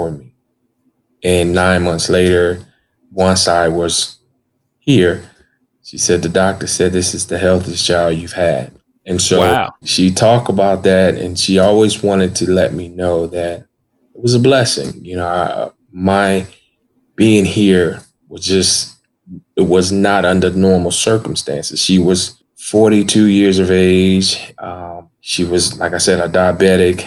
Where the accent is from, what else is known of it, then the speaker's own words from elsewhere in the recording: Tunica, Mississippi, United States; moved away; also born or lived in Memphis, Tennessee; I am from a small town in Mississippi called Tunica, Mississippi. When I was born, my family lived on a place called